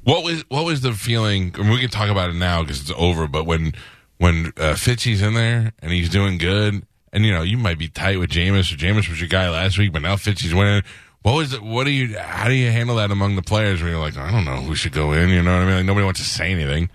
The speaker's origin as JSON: {"language": "English", "region": "New York", "country": "United States", "tie": "born or raised there", "moved": "yes", "lives_now": "Tampa, United States", "said": "I grew up in New York"}